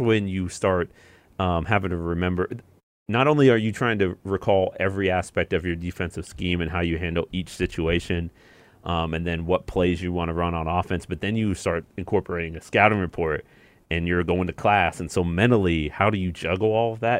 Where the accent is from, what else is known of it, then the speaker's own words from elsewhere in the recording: Indiana, United States; I grew up in Indiana and I went to Purdue.